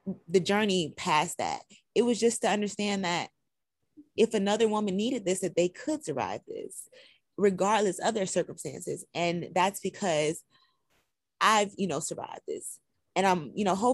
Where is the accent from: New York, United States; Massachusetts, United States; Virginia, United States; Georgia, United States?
Georgia, United States; Albany; also born or lived in West Palm Beach, Florida; Originally, I was raised in Albany, Georgia, but I was born in West Palm Beach, Florida